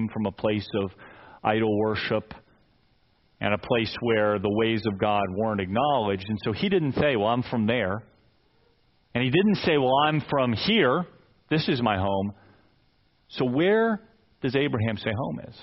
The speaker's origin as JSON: {"language": "English", "town": "Fairfax", "region": "Virginia", "country": "United States", "tie": "born or raised there", "moved": "yes", "said": "I'm Northern Virginia guy. I lived away for 15 years, but I was born in Fairfax, and Nancy and I have now been back for 15 years, and I lived in this area longer than anywhere else"}